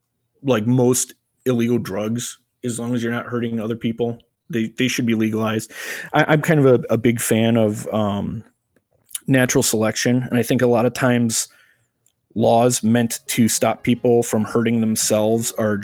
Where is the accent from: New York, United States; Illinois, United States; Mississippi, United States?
Illinois, United States; Crystal Lake; I am an IT business analyst, and I am from Crystal Lake, Illinois.